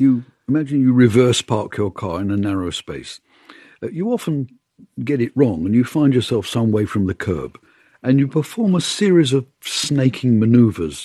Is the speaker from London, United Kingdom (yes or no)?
yes; London, United Kingdom; also born or lived in Bournemouth; I was born just outside London